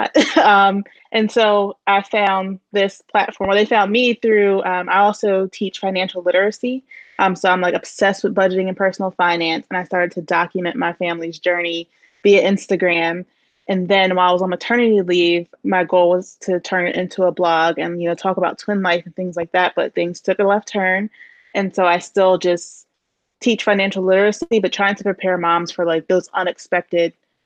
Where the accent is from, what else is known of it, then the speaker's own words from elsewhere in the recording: New Jersey, United States; I'm from New Jersey